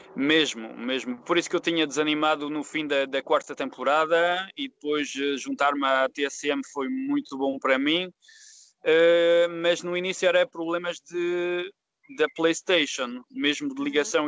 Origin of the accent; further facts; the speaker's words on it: France; Portuguese is a second language; also born or lived in Lyon area, France; eu não sou português, sou francês e filho de imigrantes